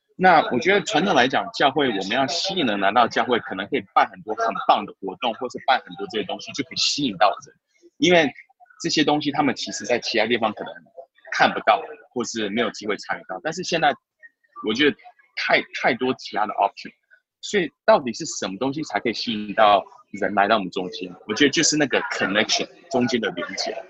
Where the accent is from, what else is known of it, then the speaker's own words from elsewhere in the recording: Taiwan; moved away; also born or lived in Canada; 我其实小时候住台湾嘛